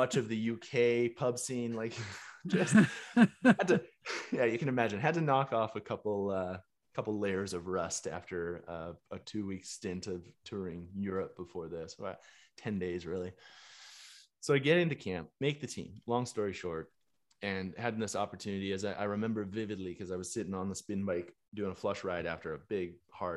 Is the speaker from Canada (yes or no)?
yes; Chestermere, Alberta, Canada; growing up in Canada, a small town just east of Calgary, Chestermere, Alberta